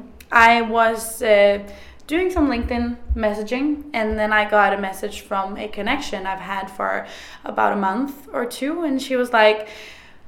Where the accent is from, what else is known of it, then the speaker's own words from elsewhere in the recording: Trondheim, Trøndelag, Norway; I'm from Trondheim, a small town in Norway